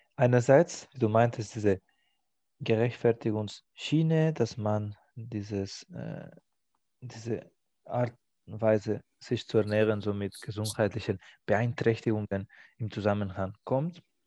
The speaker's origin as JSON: {"language": "German", "country": "Spain", "moved": "yes", "lives_now": "Germany", "said": "In meiner Heimat"}